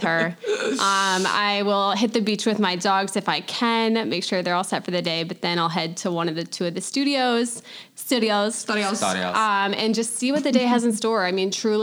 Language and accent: English; Baltimore, Maryland, United States; also born or lived in Bay Area, California; now in Charleston, United States; I am originally from Baltimore, Maryland, and I am happily relocated here in Charleston